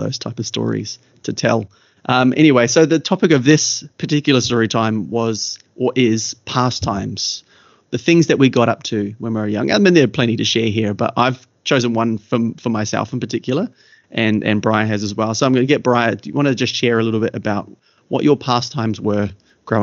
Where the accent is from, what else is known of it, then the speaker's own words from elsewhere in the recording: Kaikohe, Northland, New Zealand; also born or lived in Kerikeri; now in Australia; our early years growing up in Kaikohe